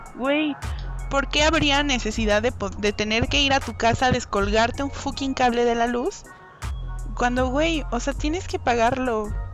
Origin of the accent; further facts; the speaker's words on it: Mexico; somos todos somos mexicanos